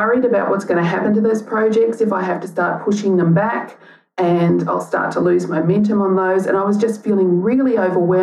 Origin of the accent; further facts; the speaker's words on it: Gympie, Queensland, Australia; now in Melbourne, Australia; I was born in Gympie in Queensland